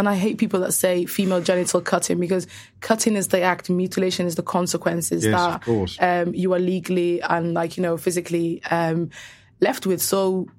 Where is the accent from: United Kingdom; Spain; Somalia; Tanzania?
Somalia; Somaliland; in my native Somaliland and Somalia